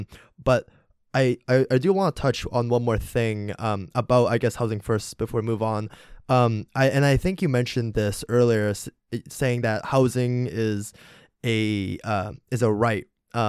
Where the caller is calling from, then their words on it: Toronto, Ontario, Canada; I'm calling from Toronto